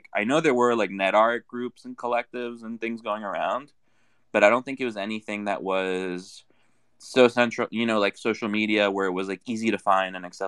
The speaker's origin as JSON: {"language": "English", "country": "Brazil", "second_language": "English", "said": "Like, I'm originally from Brazil"}